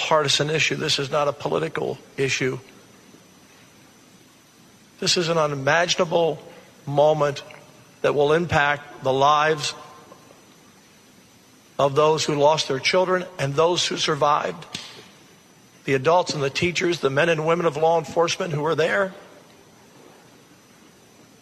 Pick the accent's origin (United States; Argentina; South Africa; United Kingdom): United States; As an American people